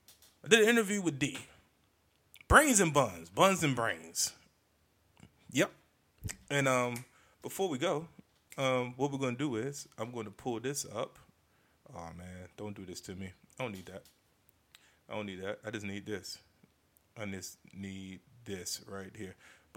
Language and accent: English; Maryland, United States; I know some of y'all be sounding country like I'm from Maryland.